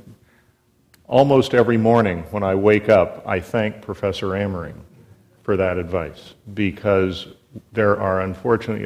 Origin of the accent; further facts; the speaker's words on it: St. Helena, California, United States; also born or lived in Ojai, California; I grew up at the Charles Krug Winery, just north of St. Helena in Napa County